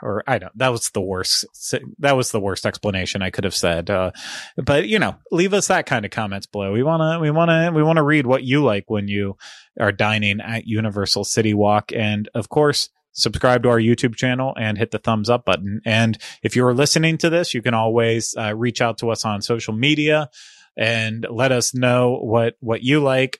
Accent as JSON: {"language": "English", "town": "Cincinnati", "region": "Ohio", "country": "United States", "tie": "born or raised there", "said": "one of my hometown restaurants at Skyline Chili in the, in the Cincinnati, greater Cincinnati area"}